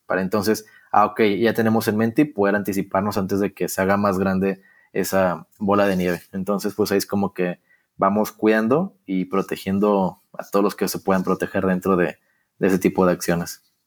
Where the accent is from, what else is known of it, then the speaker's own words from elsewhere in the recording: Torreón, Coahuila, Mexico; yo nací en una ciudad muy, muy futbolera, que es Torreón